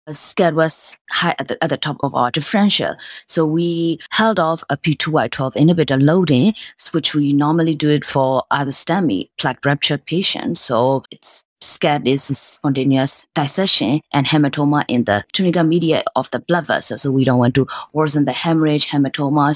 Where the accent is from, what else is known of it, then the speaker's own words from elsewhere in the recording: Myanmar; moved away as an adult; also born or lived in Michigan; I was born and raised in Myanmar